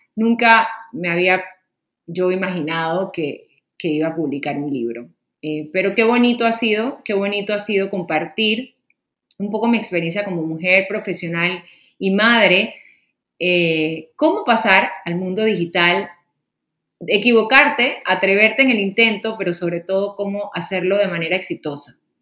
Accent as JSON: {"language": "Spanish", "country": "Panama", "said": "aquí en mi país, Panamá"}